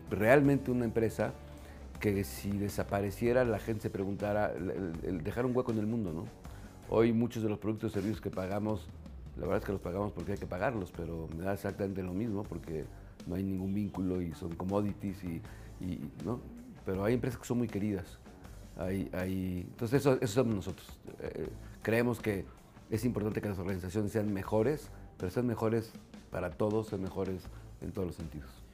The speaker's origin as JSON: {"language": "Spanish", "country": "Mexico", "said": "como mexicanos"}